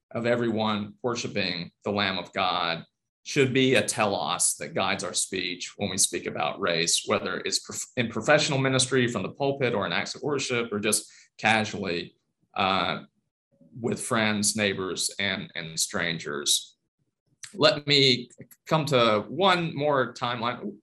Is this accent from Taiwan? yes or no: yes; Taiwan; My mother was born in China I grew up in Taiwan.